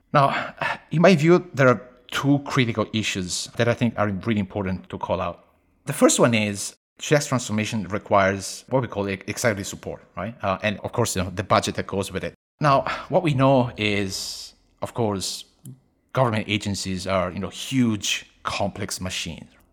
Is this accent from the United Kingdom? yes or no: no; Italy; moved away as an adult; also born or lived in Beijing, China; now in Sydney, Australia; I was born and raised in Italy, uh, but I live most of my life, uh, outside of Italy. Fifteen plus years in China, uh, mostly Beijing